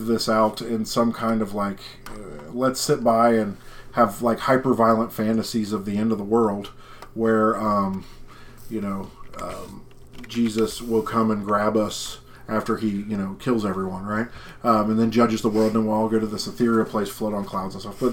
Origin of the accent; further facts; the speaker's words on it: West Virginia, United States; growing up in West Virginia